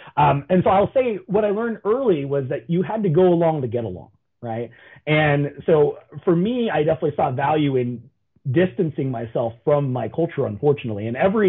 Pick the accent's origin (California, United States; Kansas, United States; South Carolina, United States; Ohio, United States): California, United States; Orange County; growing up in Orange County, there's definitely a distinction of haves and have-nots.